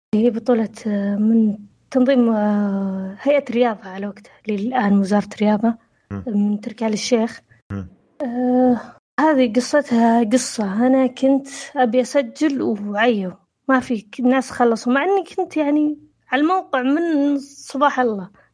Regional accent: Saudi Arabia; عندنا في السعوديه

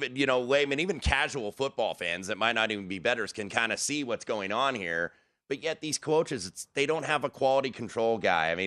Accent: Indianapolis, Indiana, United States; I grew up in Indiana right by the Indianapolis Motor Speedway

